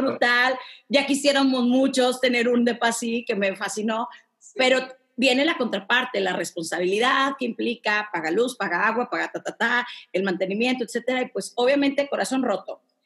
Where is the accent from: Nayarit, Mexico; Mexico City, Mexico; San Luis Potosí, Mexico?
Mexico City, Mexico; yo que soy de la Roma y vivo en la Roma, en Ciudad de México